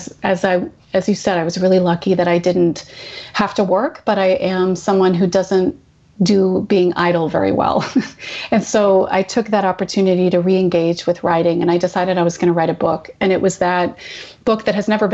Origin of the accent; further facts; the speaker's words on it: Vanderhoof, British Columbia, Canada; moved away; I grew up in a small town. My parents still live there. It's called Vanderhoof, which is about 10 hours drive north of Vancouver.